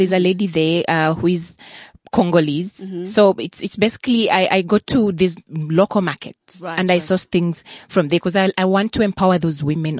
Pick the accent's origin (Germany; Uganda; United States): Uganda; Kampala, Central Region; moved away as an adult; also born or lived in Mukono, Uganda; now in South Africa; I grew up in Kampala, mm-hmm. but I was born in Mukono.